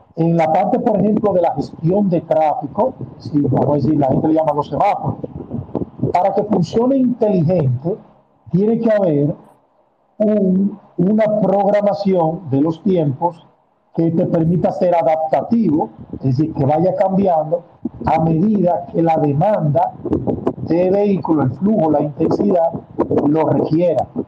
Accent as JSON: {"language": "Spanish", "country": "Dominican Republic", "said": "aunque soy muy dominicano, el apellido tiene raíces italianas"}